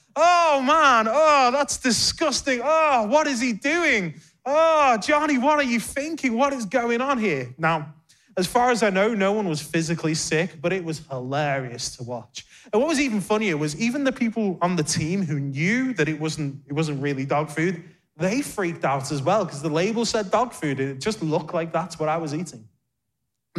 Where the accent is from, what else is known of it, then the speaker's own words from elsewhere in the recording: Liverpool, North West England, United Kingdom; moved away as an adult; now in London, United Kingdom; we were youth pastors at a great church in my hometown of Liverpool